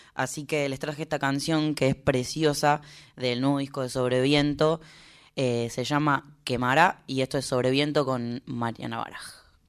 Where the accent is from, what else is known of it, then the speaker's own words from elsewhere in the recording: Córdoba, Argentina; moved away; en Córdoba. No solo porque es mi ciudad natal